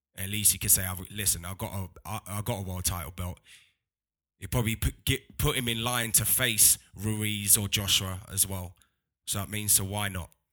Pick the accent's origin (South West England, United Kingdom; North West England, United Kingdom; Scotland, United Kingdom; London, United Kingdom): London, United Kingdom; I'm from London